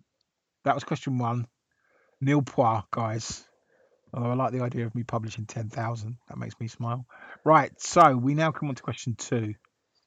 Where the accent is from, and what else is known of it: England, United Kingdom